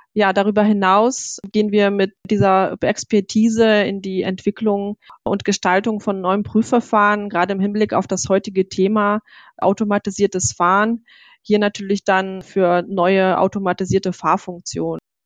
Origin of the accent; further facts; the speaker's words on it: Germany; wir sind als Deutsche